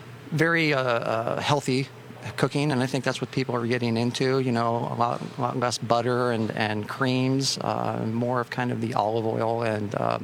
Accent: Orange County, California, United States; moved away as an adult; also born or lived in Maui; now in Santa Barbara, United States; Orange County, originally, yes.

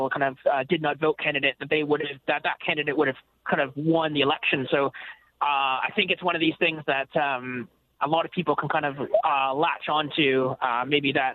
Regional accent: Canada; now in United Kingdom; I'm a Canadian

